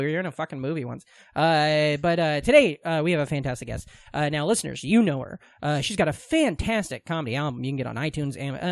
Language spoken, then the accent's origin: English; Iowa, United States; Me and him, we're from Iowa